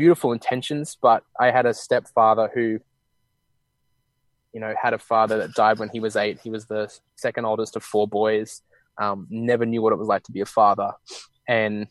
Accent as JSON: {"language": "English", "country": "Australia", "moved": "yes", "lives_now": "Bali, Indonesia", "said": "I'm from Australia, and we live in Bali"}